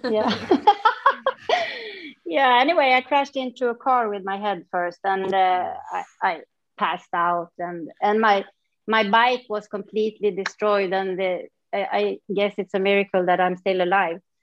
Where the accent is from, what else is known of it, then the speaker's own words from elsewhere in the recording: northern Sweden, Sweden; moved away; also born or lived in Stockholm / Mysore; I moved away from my small town where I grew up and then I came back mm. 14 years later when I was a mom.